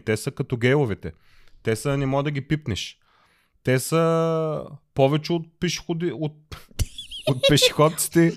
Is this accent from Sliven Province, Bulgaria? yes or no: no; Plovdiv, Plovdiv Province, Bulgaria; moved away as an adult; now in Germany; аз съм българин, роден съм в България, роден съм в Пловдив, до 30 години съм живял в България